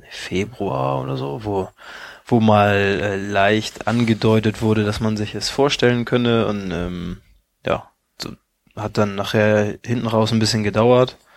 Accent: Hamburg, Germany; ich komme aus Hamburg und habe meine Familie und meinen Freundeskreis hier

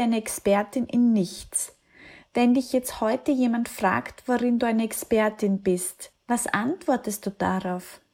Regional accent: Austria; Ich komme aus einem kleinen Dorf in Österreich

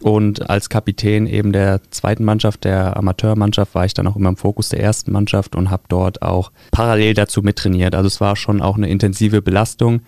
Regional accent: Taunus, Hesse, Germany; moved away; also born or lived in Frankfurt-Höchst; Ich komme ursprünglich aus dem Taunus, also von der anderen Ebbisch-Seite, von der anderen Rheinseite. Und äh, das war der SV Heftrich, nahe bei Itstein

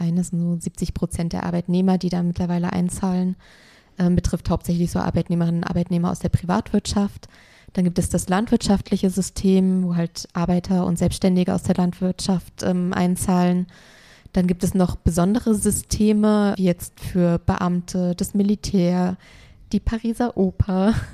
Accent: Germany; bei uns in Deutschland

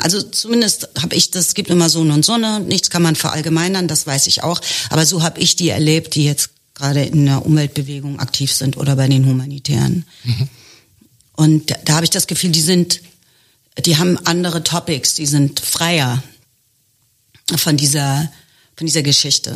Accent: Germany; Also ich bin Ende der 60er geboren, ich bin Deutsche.

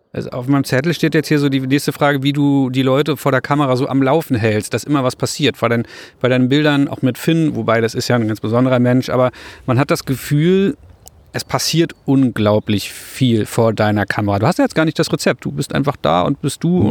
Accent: Rostock, Mecklenburg-Vorpommern, Germany; In meiner Heimatstadt, wo ich herkomme, in Rostock

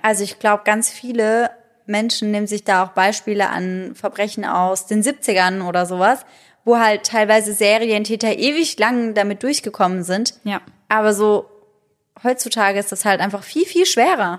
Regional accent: Germany; bei uns in Deutschland

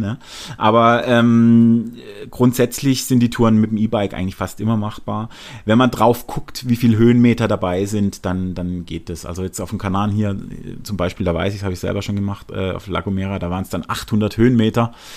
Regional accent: Germany; als Deutscher

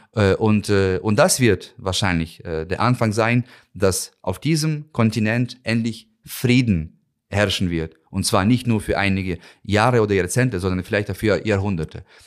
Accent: Ukraine; moved away as an adult; now in Berlin, Germany; für mich als Ukrainer, aber auch als Botschafter

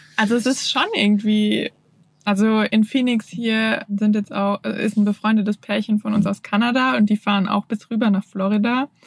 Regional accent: Germany; moved away as an adult; also born or lived in Hamburg; ich komme ja aus der Region, wo nach Freiburg die meisten Sonnenstunden sind

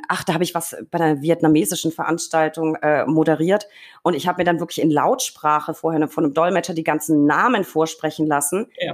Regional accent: Franconia, Bavaria, Germany; bei uns in Franken

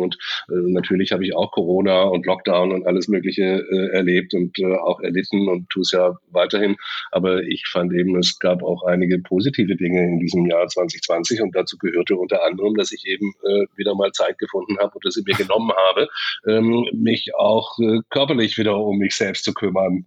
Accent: Stuttgart, Baden-Württemberg, Germany; ich bin in Stuttgart aufgewachsen

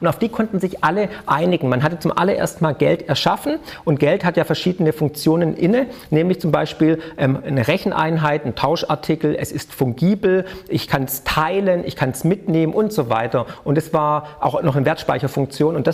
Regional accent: Baden-Württemberg, Germany; Ja, also ich auf jeden Fall ne, als Schwabe

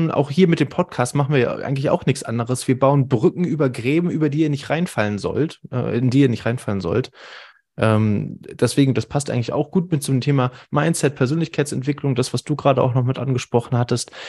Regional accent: Northern Germany, Germany; ich als Norddeutscher finde es super

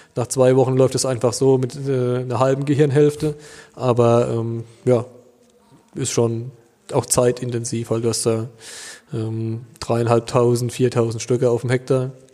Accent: Duttweiler, Rhineland-Palatinate, Germany; bei uns in Duttweiler

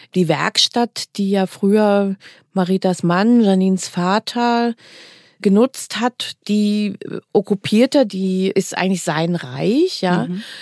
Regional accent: East Germany, Germany; ich komme ja selber aus dem Osten

